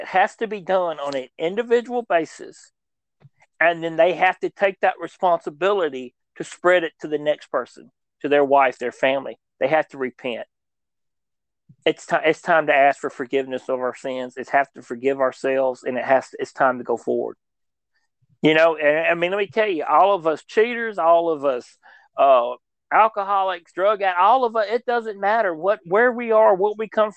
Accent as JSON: {"language": "English", "country": "United States", "said": "we as an American people"}